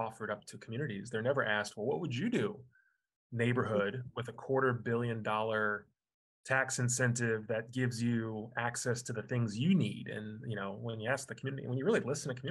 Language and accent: English; Overland Park, Kansas, United States; I grew up in Overland Park, Kansas.